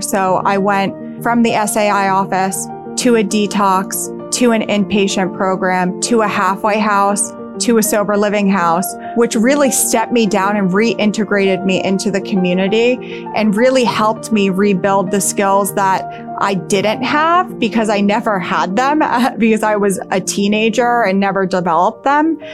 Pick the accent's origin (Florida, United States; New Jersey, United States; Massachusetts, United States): New Jersey, United States; Hackettstown; also born or lived in Burlington County, New Jersey; I grew up in Hackettstown, New Jersey, which is in Warren County